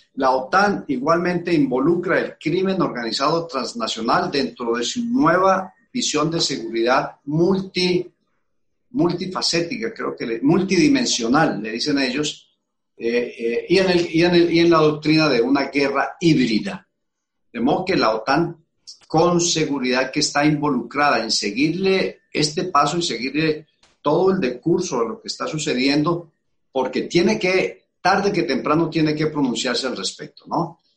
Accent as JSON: {"language": "Spanish", "country": "Colombia", "said": "los colombianos"}